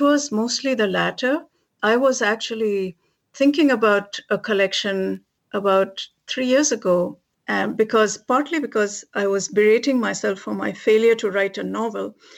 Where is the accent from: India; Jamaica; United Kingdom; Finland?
India; moved away as an adult; now in Massachusetts, United States; I was a kid growing up in India